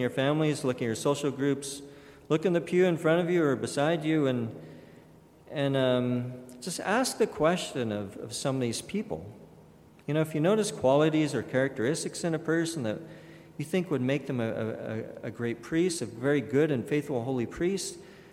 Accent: Kellogg, Idaho, United States; growing up in St. Rita's Catholic Church in Kellogg, Idaho, a very, very small town

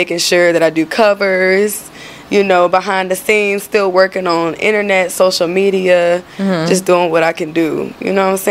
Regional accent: Rocky Mount, Virginia, United States; now in Charlotte, United States; Rocky Mount, Virginia.

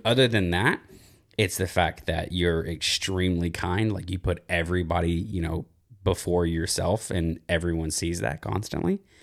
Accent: small town outside of Dallas, Texas, United States; moved away; I'm from a very small town outside of Dallas, Texas

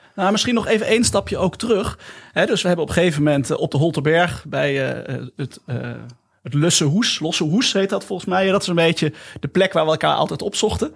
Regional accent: Nijmegen, Gelderland, Netherlands; now in Eefde, Netherlands; Ik ben geboren in Nijmegen

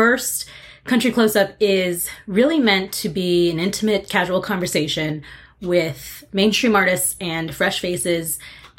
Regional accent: Santa Fe, New Mexico, United States; moved away as an adult; also born or lived in Arizona; I grew up in Santa Fe, New Mexico on a ranch

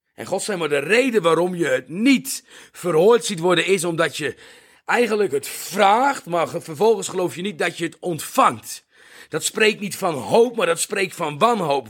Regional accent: Netherlands; now in South Africa; Ik ben een Nederlander

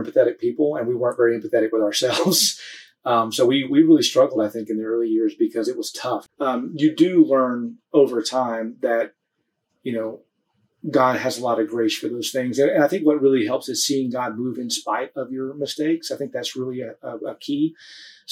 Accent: United States; moved away as an adult; now in Nepal; In the areas where we grew up in the States

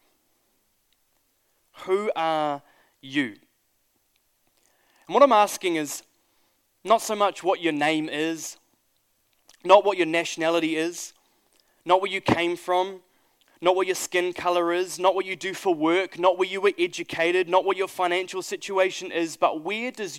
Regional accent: New Zealand; I'm a Kiwi

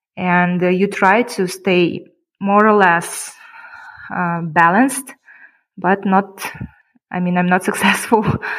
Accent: Kyrgyzstan; first language Kyrgyz; English is a second language; when I came back to Kyrgyzstan, I've noticed that I would like to learn my language better, let's say, because I would prefer maybe in the nearest future to talk Kyrgyz and English more than Russian.

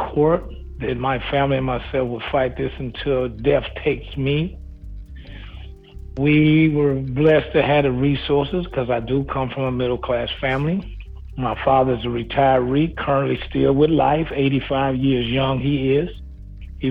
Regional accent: Chicago, Illinois, United States; moved away as an adult; also born or lived in Wisconsin; now in Houston, United States; Born and raised in Chicago, Illinois

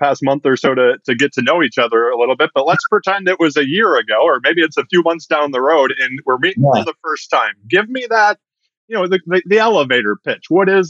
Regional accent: Michigan, United States; moved away; we're both from Michigan originally.

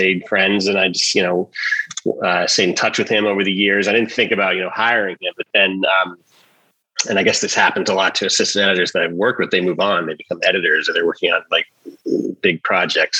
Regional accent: Massachusetts, United States; moved away as an adult; also born or lived in New York; I grew up in Massachusetts, and I wanted to go to school far enough away from home

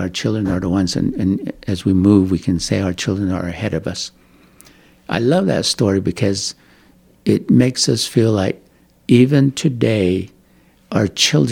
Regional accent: Kayenta, Arizona, United States; moved away as an adult; also born or lived in Tucson, Arizona / Utah; I come from Kayenta, Arizona. I've lived there, and then I traveled to Tucson, Arizona, where I get my education. And then I moved to Utah

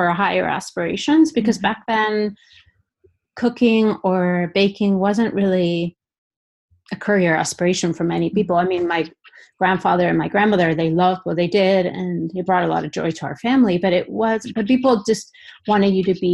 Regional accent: Basque Country, Spain; moved away as an adult; also born or lived in Denver, United States / Florida, United States; now in Seattle, United States; I'm originally from the Basque Country in Spain. So I feel like a lot of my work is influenced by my upbringing

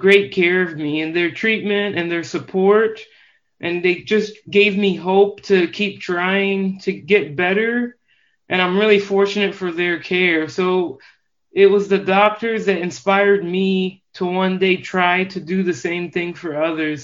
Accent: Normal, Illinois, United States; I grew up in Normal, Illinois. It's a town two, two hours south of Chicago.

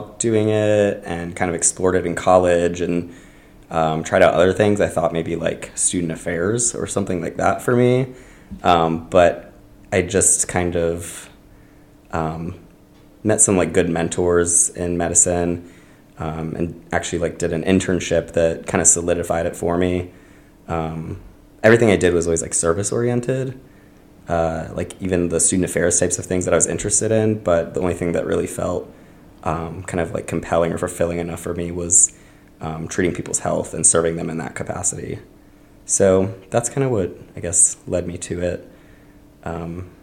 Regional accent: Tampa, Florida, United States; moved away; From Tampa, Florida

